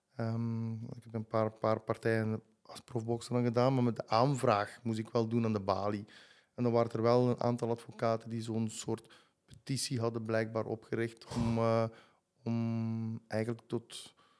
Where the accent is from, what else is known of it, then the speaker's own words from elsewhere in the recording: Gingelom, Flanders, Belgium; ik woon in Jeuk, in Gingel mhm. langs Centruiden. truiden Dus eh, ik ben altijd blijven wonen in het, in het dorpje waar ik ben opgegroeid